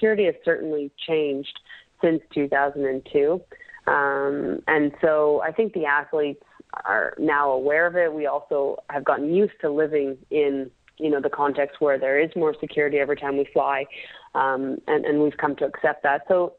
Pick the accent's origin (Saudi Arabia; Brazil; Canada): Canada; it doesn't take long before you realize how lucky we are to be Canadian.